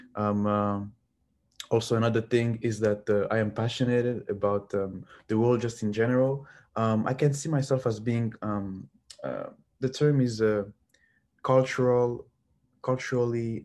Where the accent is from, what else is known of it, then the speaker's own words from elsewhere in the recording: Lubumbashi, Haut-Katanga, DR Congo; moved away; I am from Lubumbashi, which is a big mining town in the Democratic Republic of the Congo